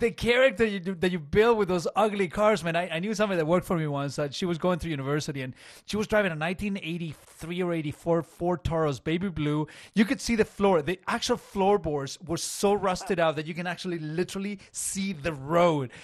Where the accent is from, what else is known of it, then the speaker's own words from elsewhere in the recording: Chile; English is a second language; now in Canada; I came from Chile